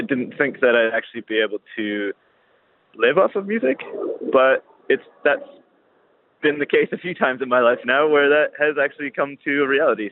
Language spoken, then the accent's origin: English; Welland, Ontario, Canada; also born or lived in St. Catharines; Welland, Ontario is my hometown